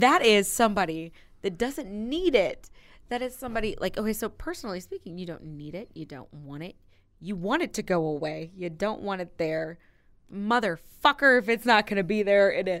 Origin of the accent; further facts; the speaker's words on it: Granite City, Illinois, United States; I'm from Granite City